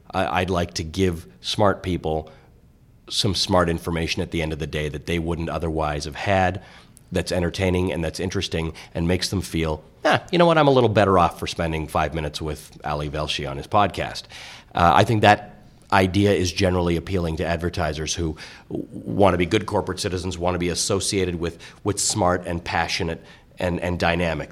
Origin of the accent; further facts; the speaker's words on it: Toronto, Ontario, Canada; also born or lived in Kenya; I was raised in Canada. I, I go back to Africa a lot, but I was raised in Toronto.